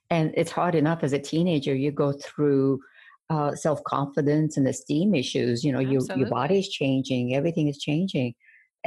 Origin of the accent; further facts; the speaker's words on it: Baghdad, Baghdad Governorate, Iraq; moved away; my hometown, Baghdad